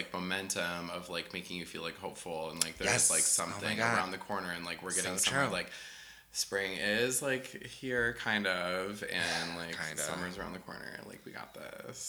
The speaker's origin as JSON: {"language": "English", "region": "South Dakota", "country": "United States", "tie": "born or raised there", "said": "I grew up in the Badlands of South Dakota."}